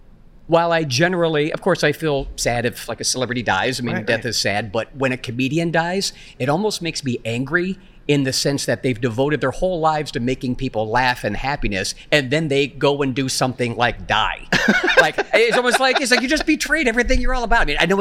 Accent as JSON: {"language": "English", "region": "Ohio", "country": "United States", "tie": "born or raised there", "said": "Northeast Ohio, Akron, Canton, Cleveland."}